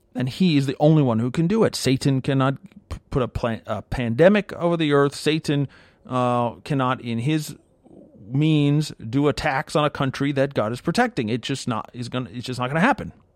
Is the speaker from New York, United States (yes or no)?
yes; New York area, United States; I grew up in the New York area